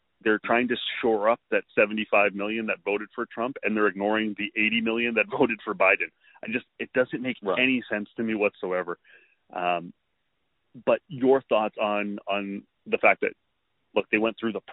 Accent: Canada; a Canadian, as a Canadian

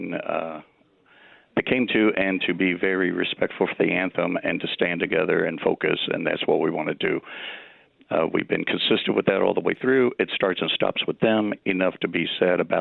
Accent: Cincinnati, Ohio, United States; moved away; I was born in Cincinnati

